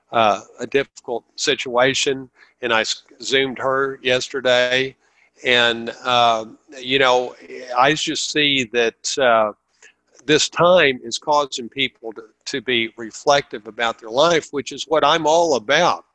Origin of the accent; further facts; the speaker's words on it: Dallas, Texas, United States; moved away; I'm from Dallas